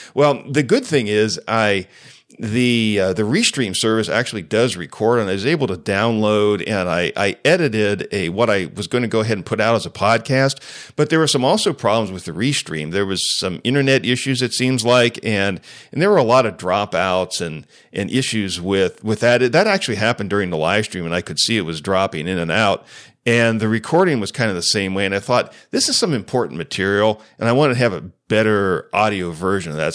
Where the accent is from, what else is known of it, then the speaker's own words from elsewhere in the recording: United States; as a Christian, as an American